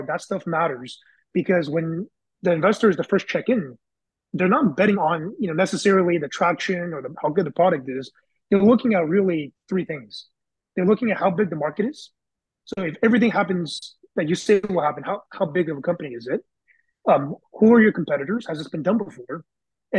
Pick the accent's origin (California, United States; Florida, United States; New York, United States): California, United States; Bay Area; went back to my high school network because I'm from the Bay Area.